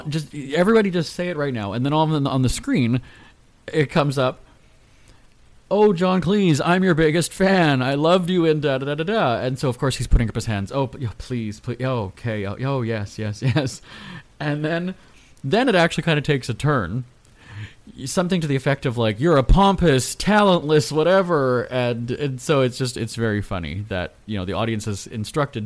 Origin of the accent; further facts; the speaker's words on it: Winnipeg, Manitoba, Canada; my hometown of Winnipeg